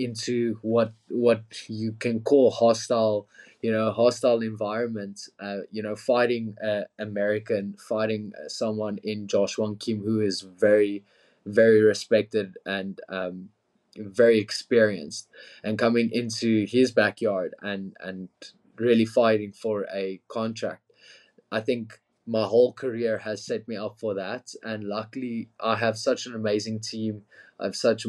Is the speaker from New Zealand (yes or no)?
no; Pretoria, Gauteng, South Africa; Pretoria, my hometown as well.